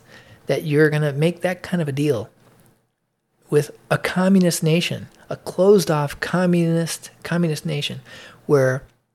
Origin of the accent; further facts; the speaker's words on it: Illinois, United States; now in Georgia, United States; I came from Illinois to move to Georgia. The cost of living in Illinois is enormous compared to here.